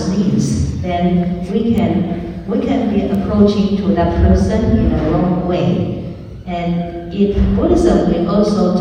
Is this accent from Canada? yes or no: no; Taiwan; English is a second language; moved away as an adult; also born or lived in Hong Kong; now in United States; as a Chinese, I was born in Taiwan